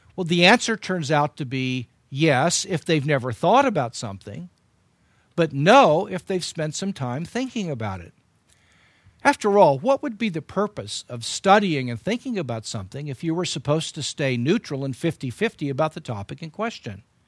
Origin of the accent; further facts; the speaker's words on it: United States; as an American